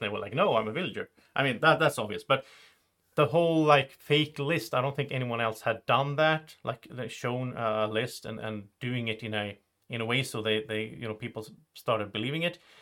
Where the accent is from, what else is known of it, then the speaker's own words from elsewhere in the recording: Sweden; English is a second language; I'm, I'm from Sweden.